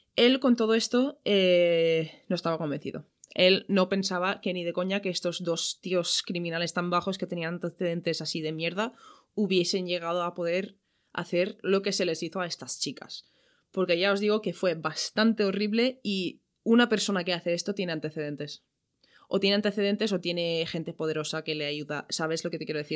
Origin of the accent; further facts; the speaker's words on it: Ireland; now in Valencia, Spain; yo soy de Irlanda